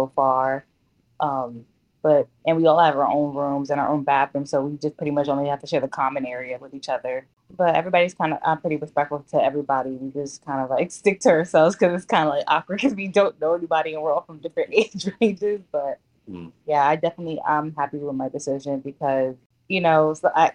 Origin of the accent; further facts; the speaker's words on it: Bridgeport, Connecticut, United States; moved away as an adult; also born or lived in West Haven, Connecticut; now in Baltimore, United States; I'm originally from Bridgeport, Connecticut, but at the time I was living in West Haven before I moved out